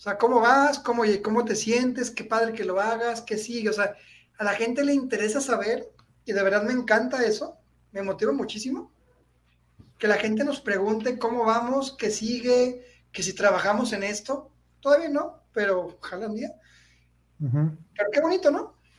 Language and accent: Spanish; Mexico; soy mexicano